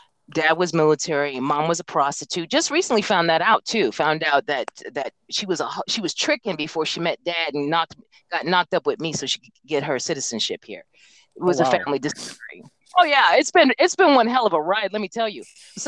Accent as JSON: {"language": "English", "region": "Alaska", "country": "United States", "said": "I'm originally from Alaska. My father was in the Air Force and relocated the family up there and retired."}